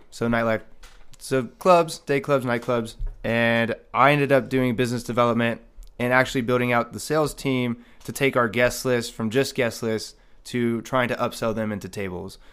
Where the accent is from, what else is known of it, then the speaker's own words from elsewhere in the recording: Marietta, Ohio, United States; now in Las Vegas, United States; So I'm originally born and raised in a small town named Marietta, Ohio. And never in a million years would I expect to end up in Las Vegas.